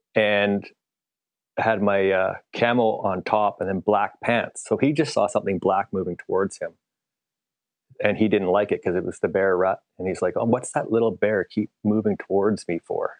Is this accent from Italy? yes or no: no; Canada; I am a Canadian, so I say meters